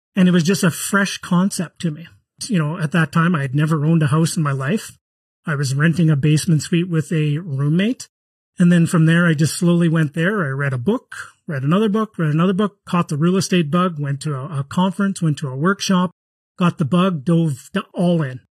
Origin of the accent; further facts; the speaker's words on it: Canada; I'm from Canada